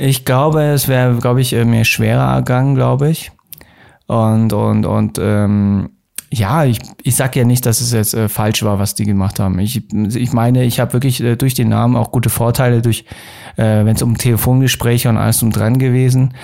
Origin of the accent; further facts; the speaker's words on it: Munich, Bavaria, Germany; ich bin auch gebürtiger Münchner